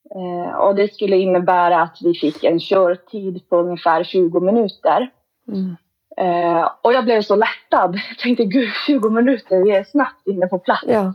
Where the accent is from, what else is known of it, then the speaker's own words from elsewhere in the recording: Kiruna, Norrbotten County, Sweden; now in Vittangi, Sweden; Vi är båda födda och uppvuxna i Kiruna, Kiruna stad